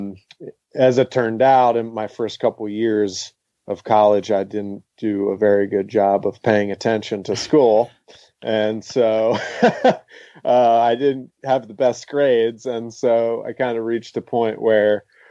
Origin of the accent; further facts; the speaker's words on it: Glen Mills, Pennsylvania, United States; also born or lived in Downingtown, Pennsylvania; now in Asheville, United States; I grew up in a tiny little town called Glen Mills, which is in Downing. Technically, I was born in Downingtown